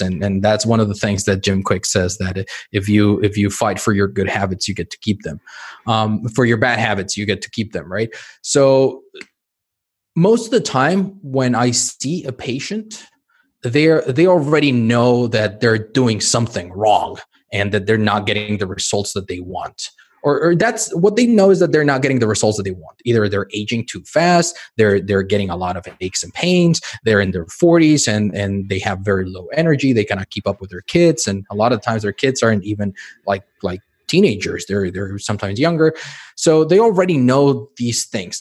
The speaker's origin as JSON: {"language": "English", "region": "Mexico City", "country": "Mexico", "tie": "born or raised there", "moved": "yes", "lives_now": "Spain", "said": "I grew up in Mexico City"}